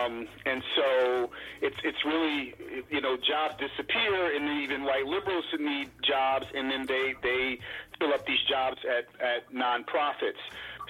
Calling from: Chicago, Illinois, United States; I'm calling from Chicago.

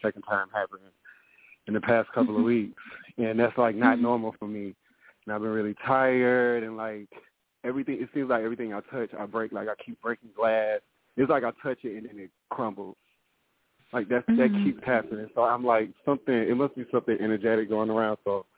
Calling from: South Carolina, United States; I'm in South Carolina. I'm going to step outside. I'm in the gym.

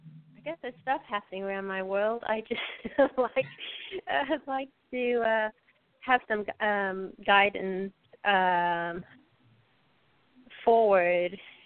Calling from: Texas, United States; I'm calling from Texas.

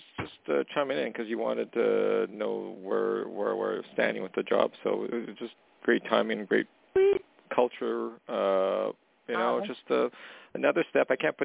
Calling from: Canada; calling from Canada.

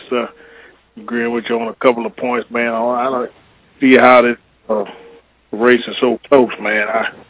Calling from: Michigan, United States; Calling out of Michigan.

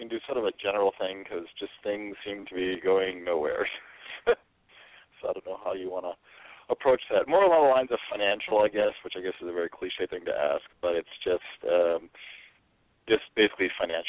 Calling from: San Mateo, California, United States; calling from San Mateo, California.

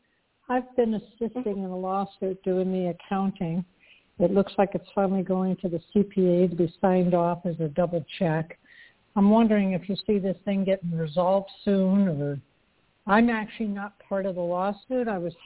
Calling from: Tucson, Arizona, United States; I'm calling from Tucson, Arizona.

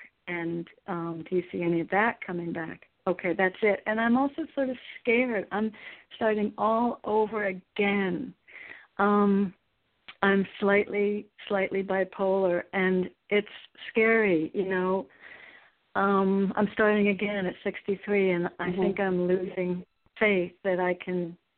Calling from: Connecticut, United States

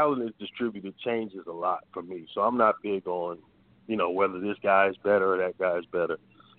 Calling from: Atlanta, Georgia, United States; in Atlanta.

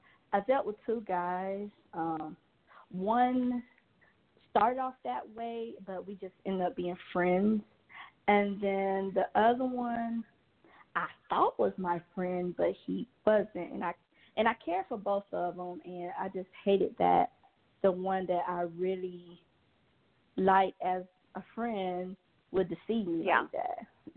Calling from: Georgia, United States; I am calling from Georgia.

